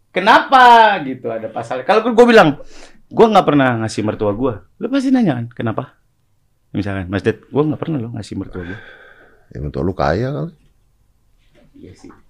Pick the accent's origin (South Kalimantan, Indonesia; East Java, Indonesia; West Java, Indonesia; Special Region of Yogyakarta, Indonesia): West Java, Indonesia; Bekasi; lo tau gak Uwa-uwa di kampung gue di Bekasi.